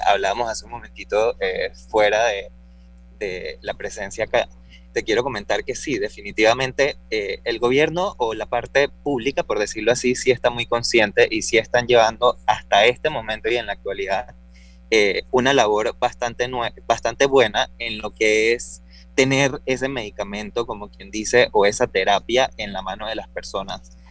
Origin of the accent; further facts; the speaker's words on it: Panama; También soy un panameño